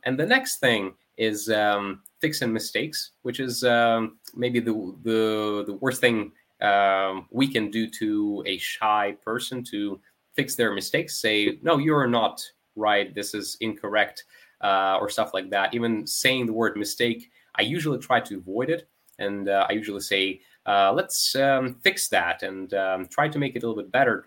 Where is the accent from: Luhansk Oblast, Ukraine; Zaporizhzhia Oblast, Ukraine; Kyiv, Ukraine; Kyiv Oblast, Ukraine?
Zaporizhzhia Oblast, Ukraine; Melitopol; English is a second language; my city, which is Melitopol.